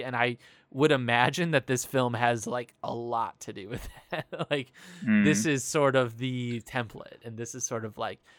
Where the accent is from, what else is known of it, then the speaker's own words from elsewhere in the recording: South Bend, Indiana, United States; So I grew up in South Bend, Indiana